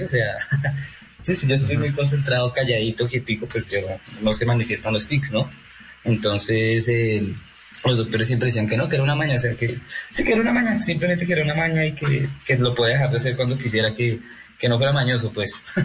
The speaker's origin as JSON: {"language": "Spanish", "town": "Chía", "region": "Cundinamarca", "country": "Colombia", "said": "yo soy de Chía"}